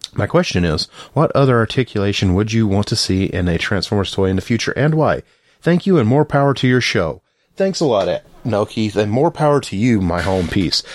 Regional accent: the South, United States; I'm from the South

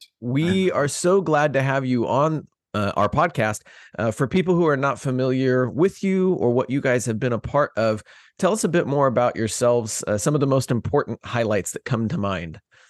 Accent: Indiana, United States; I am from Indiana, so I have lots of Taylor friends.

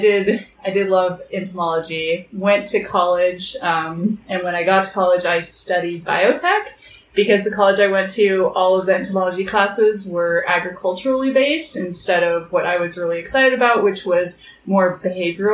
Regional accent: Idaho Falls, Idaho, United States; moved away as an adult; now in Bozeman, United States; I grew up in Idaho Falls, where my dad was the chief scientist at a nuclear research facility.

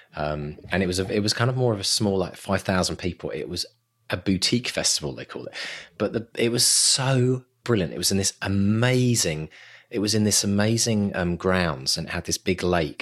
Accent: England, United Kingdom; accent: English; my English accent

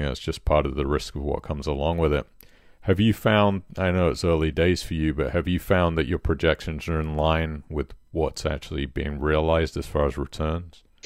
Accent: Poole, South West England, United Kingdom; my hometown of Poole

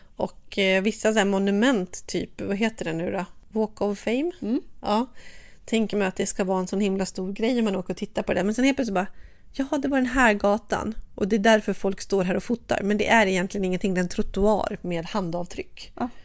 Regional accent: Sweden; hemma i Sverige

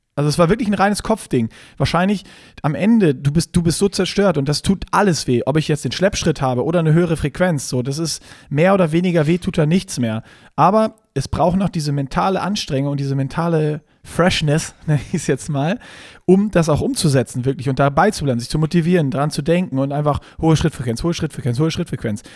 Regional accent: Germany; Wir sind Deutsche

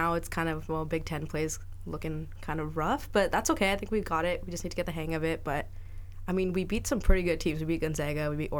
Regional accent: Vancouver, British Columbia, Canada; moved away as an adult; now in Seattle, United States; I'm actually from Vancouver, British Columbia, so up from the Great White North.

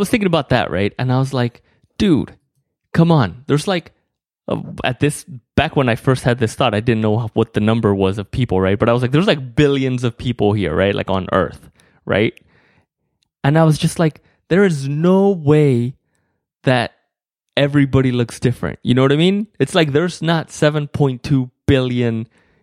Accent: Mexico; I'm from Mexico or whatever. So in Mexico, you get two last names

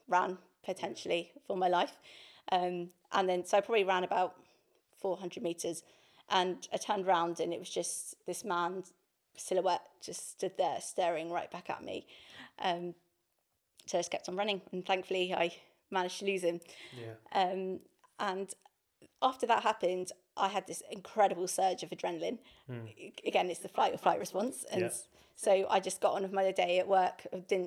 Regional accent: High Wycombe, South East England, United Kingdom; moved away as an adult; now in London, United Kingdom; I grew up in High Wycombe

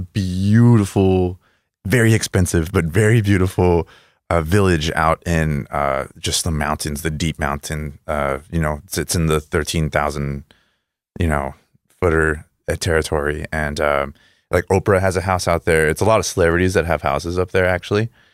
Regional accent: El Paso, Texas, United States; English is a second language; also born or lived in Juárez, Mexico; I'm from El Paso

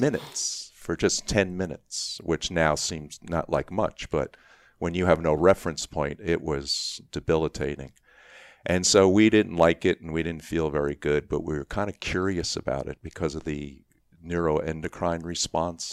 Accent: New York City, New York, United States; I grew up in Queens

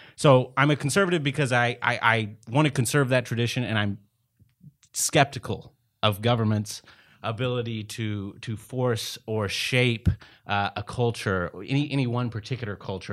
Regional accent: East Texas, United States; born and raised in East Texas

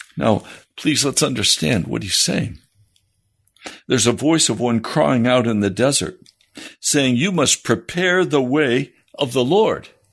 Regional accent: United States; Most of us growing up in the American church also grew up in the American culture

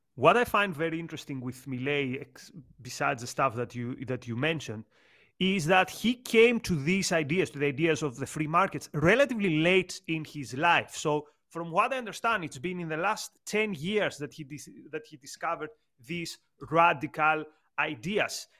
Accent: Greece; moved away as an adult; also born or lived in United Kingdom; I come from Greece, a country with a similar political trajectory with Argentina

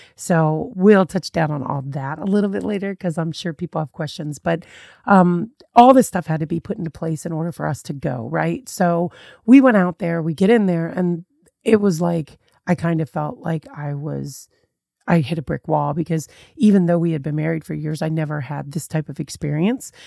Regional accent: United States; I was very much that country girl raised in America

